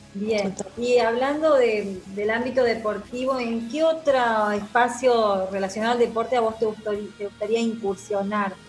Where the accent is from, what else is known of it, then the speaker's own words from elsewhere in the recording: Marcos Juárez, Córdoba, Argentina; en mi pueblo, en el ECOA de Marco Juárez